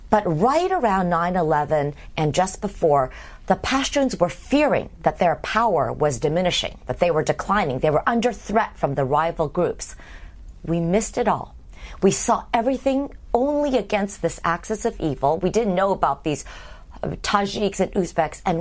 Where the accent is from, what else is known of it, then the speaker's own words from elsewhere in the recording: Midwest, United States; We're both from the Midwest.